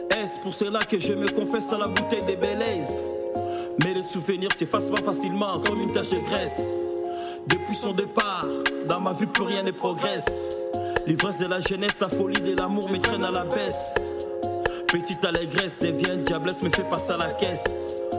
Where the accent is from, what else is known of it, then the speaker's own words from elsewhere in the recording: France; grandi ici en France, euh, et puis euh, j'ai fait un peu de hip-hop. Et en même temps, on n'oublie pas nos origines, nos origines.